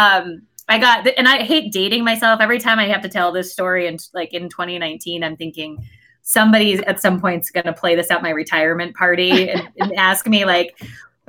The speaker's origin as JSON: {"language": "English", "region": "Connecticut", "country": "United States", "tie": "born or raised there", "said": "I grew up in Connecticut"}